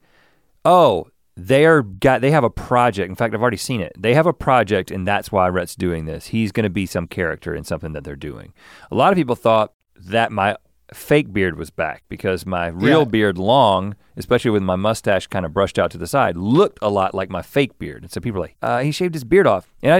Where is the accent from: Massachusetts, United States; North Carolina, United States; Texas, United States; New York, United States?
North Carolina, United States; Buies Creek; I grew up in Buies Creek. You know what I'm saying?